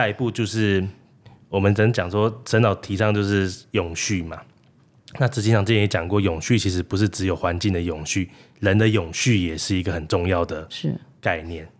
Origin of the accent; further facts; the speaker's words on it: Guanshan, Taitung County, Taiwan; moved away; 我本身是台东人。哎，其实我的家乡跟双溪那边差不多，我是台东的关山。